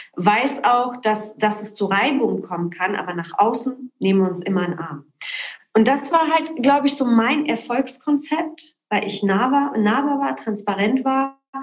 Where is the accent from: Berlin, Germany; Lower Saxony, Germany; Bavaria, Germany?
Berlin, Germany; also born or lived in Poland / Cologne; ich bin in Berlin in Köln groß geworden